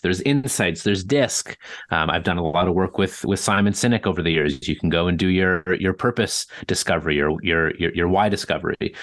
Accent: Toronto, Ontario, Canada; born and raised in Toronto

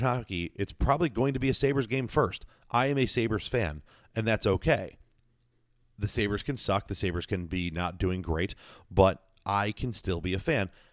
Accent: Buffalo, New York, United States; born or raised there

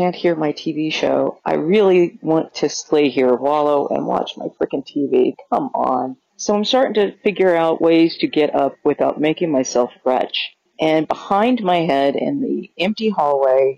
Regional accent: Kansas, United States; I'm from Kansas

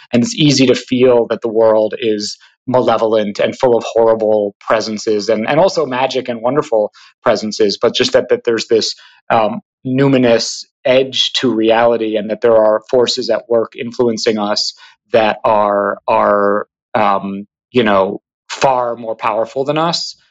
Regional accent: Hudson, New York, United States; moved away as an adult; now in New York City, United States; I'm actually calling from Hudson, New York, um, where I grew up.

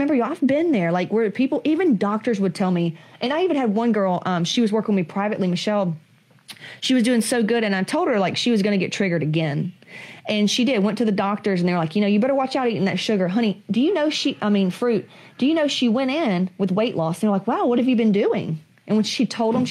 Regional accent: the South, United States; I come from Southerners

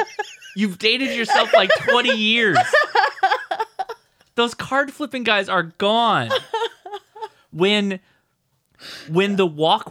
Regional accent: Southern California, United States; As a Southern Californian.

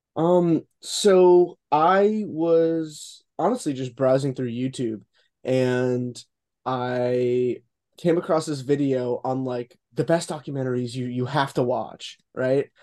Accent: Boca Raton, Florida, United States; I'm just gonna say Boca Raton, Florida

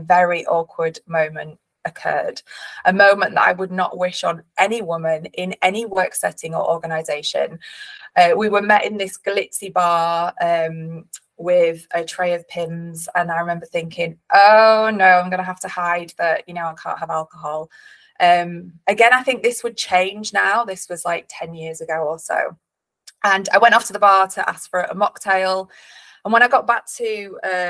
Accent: Leeds, Yorkshire and the Humber, United Kingdom; I am from Leeds originally. I grew up in Leeds, surrounded by an incredible family

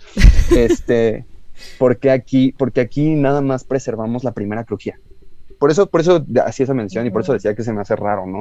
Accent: Mexico; somos mexicanos, somos los mexicanos

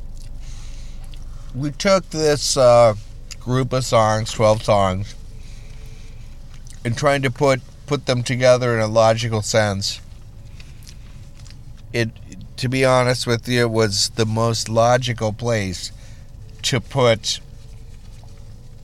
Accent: Litchfield, Minnesota, United States; I was born in Litchfield, Minnesota. We're actually from the great, you know, western plains

